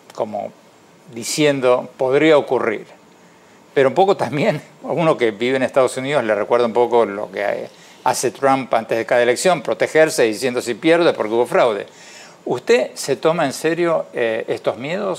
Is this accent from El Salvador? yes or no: no; Argentina; Argentina, y lo digo de todo corazón porque es el país donde nací